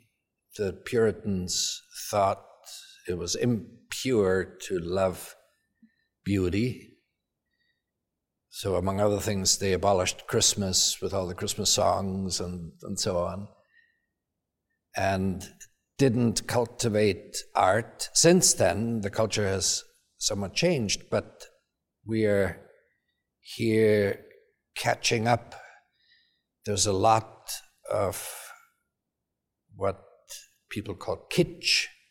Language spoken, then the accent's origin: English; Salzburg, Austria; moved away as an adult; now in United States; I grew up in Salzburg in Austria